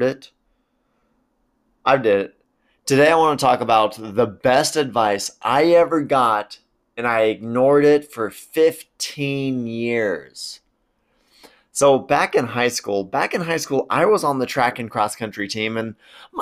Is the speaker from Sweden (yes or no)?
no; Spokane, Washington, United States; my hometown community